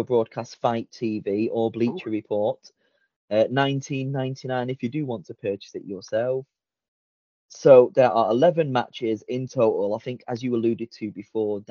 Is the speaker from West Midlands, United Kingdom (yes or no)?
no; Blackpool, North West England, United Kingdom; I'm the one from Blackpool, England